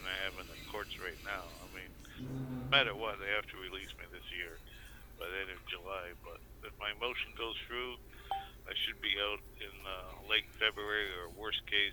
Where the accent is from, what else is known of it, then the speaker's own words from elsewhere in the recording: Canada; now in Seattle, United States; Being Canadian, and because we're close here to the Canadian border in Seattle